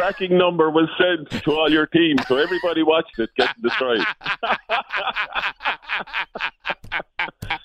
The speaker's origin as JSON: {"language": "English", "town": "Waterford", "region": "Munster", "country": "Ireland", "said": "I'm from Waterford in Ireland."}